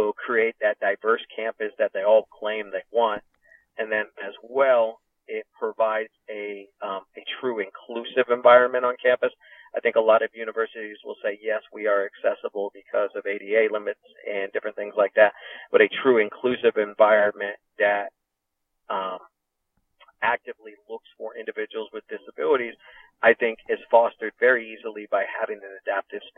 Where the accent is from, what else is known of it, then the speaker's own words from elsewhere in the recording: Connecticut, United States; this is my home state